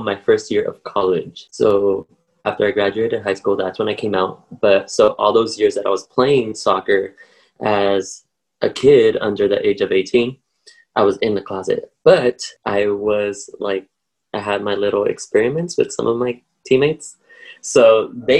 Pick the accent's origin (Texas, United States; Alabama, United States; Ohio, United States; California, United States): California, United States; Paramount; I grew up in Paramount, which is next to Long Beach. It's a little city, and that's where I grew up in my childhood